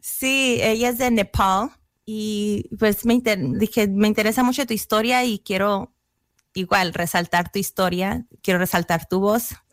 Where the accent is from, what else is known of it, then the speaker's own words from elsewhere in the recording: US–Mexico border, United States; accent: pocha; moved away; Yo soy nacida aquí en los Estados Unidos, crecí en la frontera, pero allá en la frontera se habla mucho el inglés y el español muy combinado.